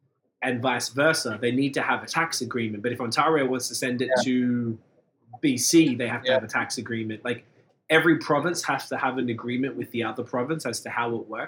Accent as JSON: {"language": "English", "town": "Melbourne", "region": "Victoria", "country": "Australia", "said": "There's this one company in Sydney, and we're from Melbourne, and my cousin did something for me"}